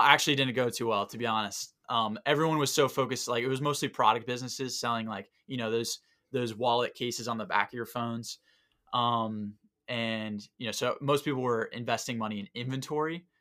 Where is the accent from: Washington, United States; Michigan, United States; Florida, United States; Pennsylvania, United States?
Florida, United States; Southwest; moved away; I'm from Southwest Florida